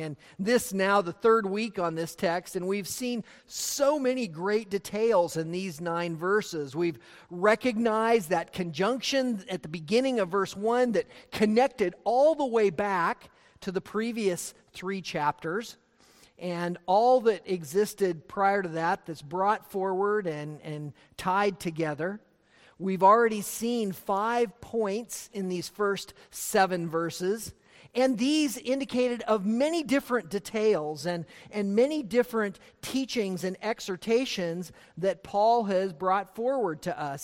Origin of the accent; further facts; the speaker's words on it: Montana, United States; growing up in Montana